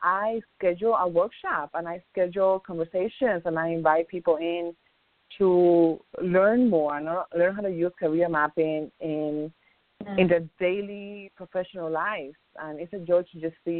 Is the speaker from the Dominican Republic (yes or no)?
yes; Dominican Republic; Dominican Republic.